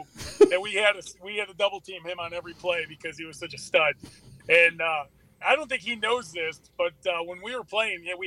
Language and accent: English; Lockport, Illinois, United States; also born or lived in Shorewood, Illinois; I grew up here at Lockport